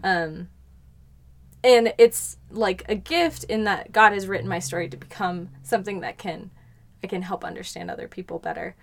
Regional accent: Colorado, United States; I grew up in Colorado

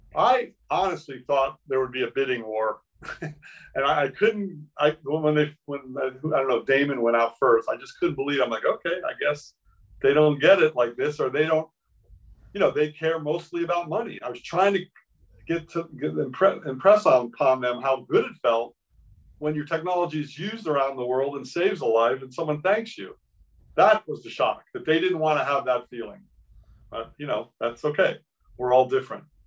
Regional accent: Miami, Florida, United States; moved away; I grew up in Miami

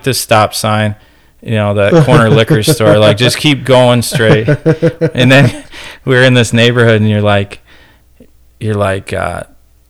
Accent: Ohio, United States; now in Manistee, United States; I grew up in Ohio

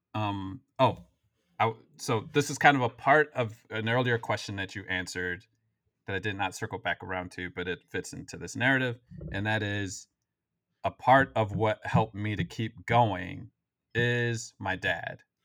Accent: Waukegan, Illinois, United States; I grew up in Waukegan

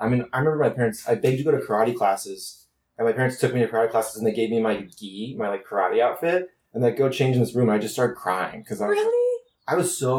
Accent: St. Louis, Missouri, United States; moved away; So I'm from St. Louis, Missouri, so it's like you don't know a lot of models growing up in the Midwest

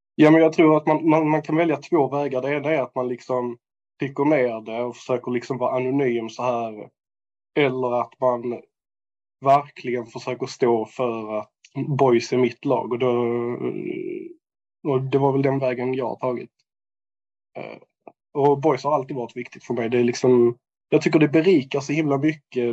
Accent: Landskrona area, Skåne, Sweden; moved away as an adult; jag är ju uppvuxen i, eh, i Helga. Eh, gick gymnasiet i Landskrona

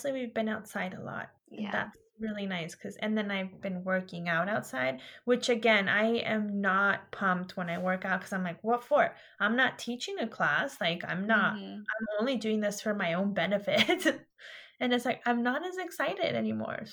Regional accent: California, United States; I'm from California, and I'm just an hour and a half of Modesto

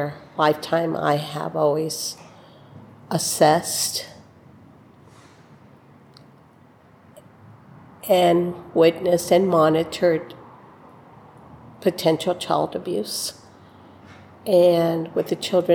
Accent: Rio Grande Valley, South Texas, United States; now in Austin, United States; I'm from Austin, originally from the Rio Grande Valley.

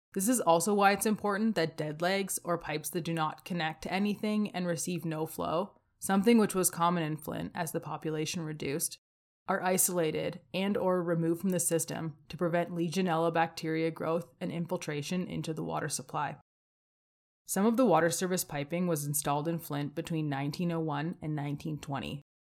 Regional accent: Windsor, Ontario, Canada; moved away as an adult; now in Calgary, Canada; I was born outside of Windsor, Ontario

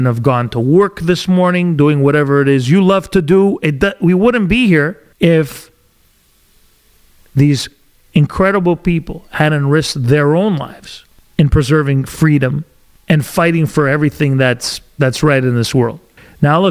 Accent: Canada; We're all Canadian.

